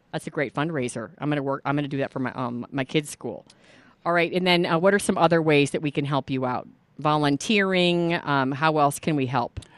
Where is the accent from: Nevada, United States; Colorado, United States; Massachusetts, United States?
Colorado, United States; Boulder; I grew up in Boulder, Colorado for much of my childhood